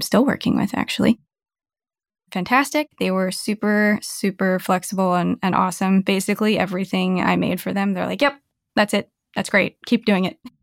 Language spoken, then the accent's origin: English; Bay Area, California, United States; moved away as an adult; also born or lived in Novato, California / San Jose, California / Santa Cruz, California; now in Seattle, United States; I've been a Bay Area girl my whole life up until last year